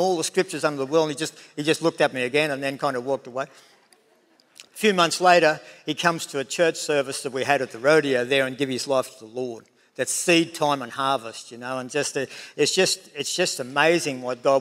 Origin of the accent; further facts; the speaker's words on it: Tenterfield, New South Wales, Australia; that dairy farm that I was brought up in Tenerfield